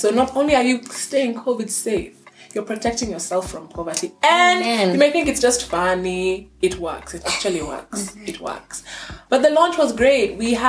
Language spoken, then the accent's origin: English; Kenya; That's just the thing that I'm not Kenyan in. I don't find myself in Shags in the holidays. I was in Nairobi with the family.